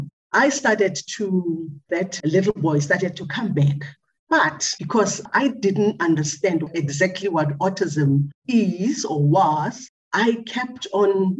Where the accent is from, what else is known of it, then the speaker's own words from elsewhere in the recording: Pretoria, Gauteng, South Africa; we started taking him to our local hospital because I am from Pretoria